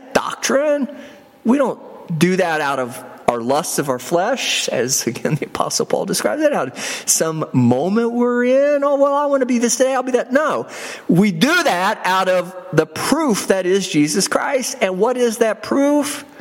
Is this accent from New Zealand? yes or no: no; United States; I identify as a citizen of the United States